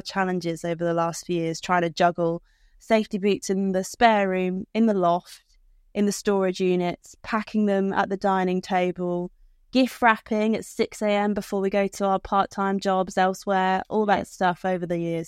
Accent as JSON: {"language": "English", "country": "United Kingdom", "said": "I'm British."}